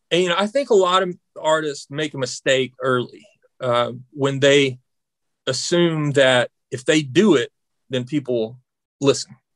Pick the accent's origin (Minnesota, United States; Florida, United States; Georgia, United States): Georgia, United States; They know I'm from Georgia, you know.